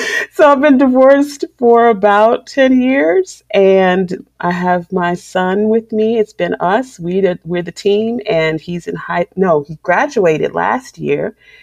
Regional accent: Chicago, Illinois, United States; moved away as an adult; now in Georgia, United States; I am a Chicago native, but I live here in Georgia.

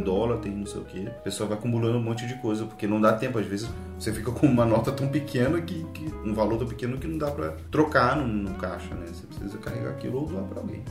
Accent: Rio de Janeiro, Brazil; a gente é do Rio

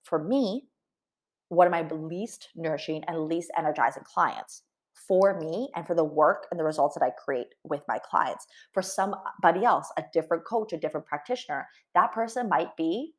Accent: Canada; I'm Canadian, Tim Hortons

